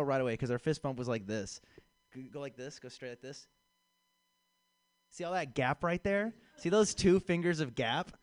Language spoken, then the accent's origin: English; San Francisco, California, United States; now in Chicago, United States; I was born and raised here in San Francisco